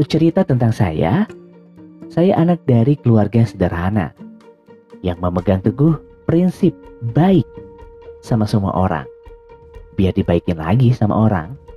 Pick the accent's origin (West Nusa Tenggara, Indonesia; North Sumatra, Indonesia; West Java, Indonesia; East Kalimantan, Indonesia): West Java, Indonesia; Padalarang; saya asli dari Jawa Barat, Indonesia. Tepatnya di Padalarang, Kabupaten Bandung Barat